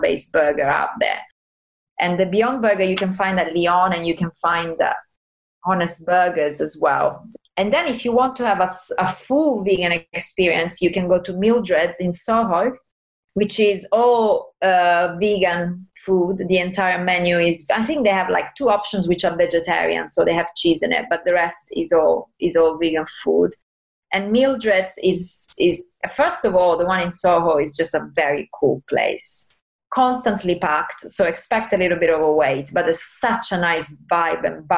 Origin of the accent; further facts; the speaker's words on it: Italy; I'm from Italy. I was raised eating everything